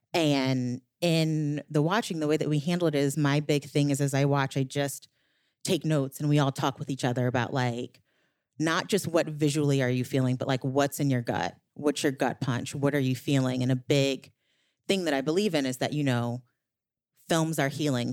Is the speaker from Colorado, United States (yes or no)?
no; New Orleans, Louisiana, United States; moved away; I'm from New Orleans